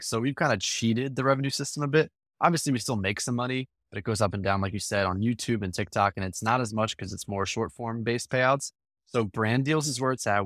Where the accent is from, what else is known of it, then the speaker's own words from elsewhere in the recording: Morristown, New Jersey, United States; I grew up in a small town in New Jersey, right outside of Philadelphia, called Morristown